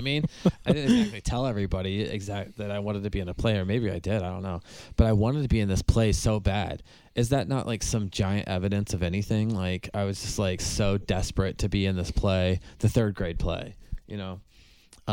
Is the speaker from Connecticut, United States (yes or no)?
no; Pasco, Washington, United States; moved away as an adult; also born or lived in Oklahoma; now in Baltimore, United States; I grew up in Pasco, Washington